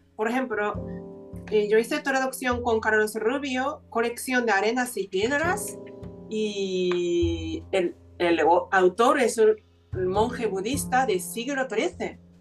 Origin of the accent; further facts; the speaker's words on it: Japan; Spanish is a second language; now in Spain; nací en aquella tierra maravillosa